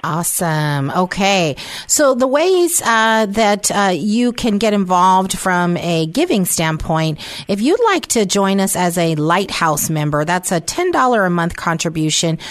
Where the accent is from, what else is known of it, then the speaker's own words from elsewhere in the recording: San Francisco, California, United States; moved away; I was raised in San Francisco